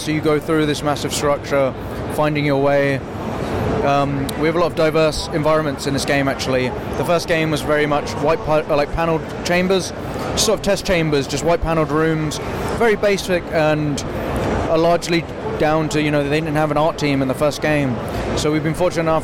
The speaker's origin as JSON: {"language": "English", "country": "United Kingdom", "tie": "born or raised there", "said": "just outside London"}